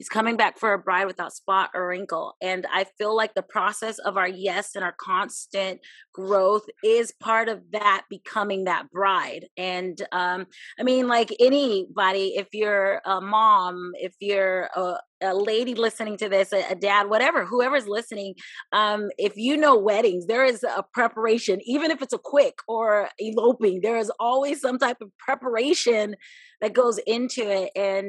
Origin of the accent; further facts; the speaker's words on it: Hawaii, United States; also born or lived in Germany / Virginia Beach; I was born in Germany. Yes, military family, people always ask. My father was in the Air Force, raised in Hawaii, and lived in Virginia, Virginia Beach, Chesapeake area for about 22 years.